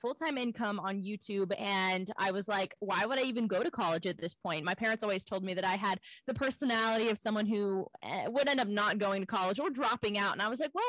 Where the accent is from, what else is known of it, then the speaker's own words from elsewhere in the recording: Houston, Texas, United States; also born or lived in Los Angeles; I grew up homeschooled in Texas, in Houston, actually